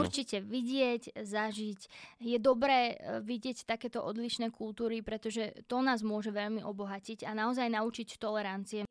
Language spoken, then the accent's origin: Slovak; Slovakia; tá ma doteraz volá, že slovenská dcéra